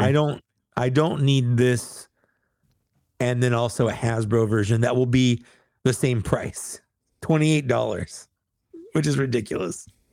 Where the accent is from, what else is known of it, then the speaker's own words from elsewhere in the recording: United States; I'm, I'm an American